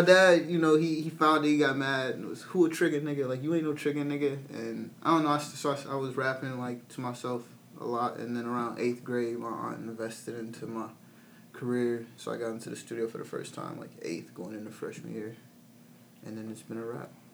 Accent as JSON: {"language": "English", "town": "Peoria", "region": "Illinois", "country": "United States", "said": "I'm a rapper from Peoria, Illinois."}